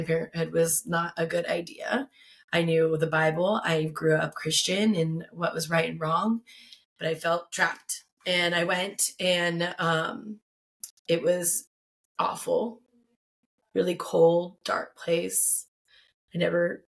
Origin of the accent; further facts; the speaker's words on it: Tucson, Arizona, United States; I've been born and raised in Tucson, Arizona